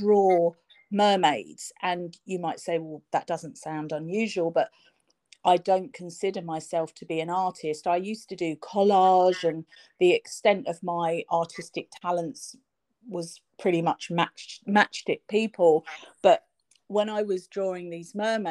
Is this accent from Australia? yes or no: no; London, United Kingdom; also born or lived in Cornwall; I'm from London, which is probably obvious from my accent, I lived in London all of my life